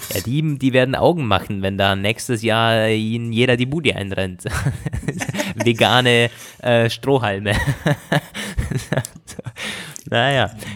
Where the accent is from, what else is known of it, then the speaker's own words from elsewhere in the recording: Germany; als Deutscher